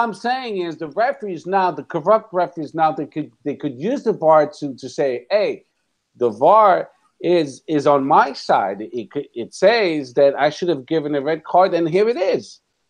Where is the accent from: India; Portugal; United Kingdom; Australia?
Portugal; Albuquerque, which is close to my hometown